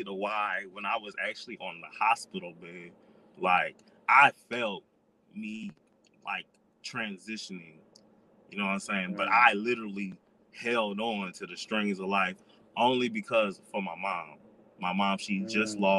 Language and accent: English; Florida, United States; also born or lived in South Carolina; I was raised in South Carolina on and off, mm-hmm. but I'm from Florida and I've lived in like 12 different states.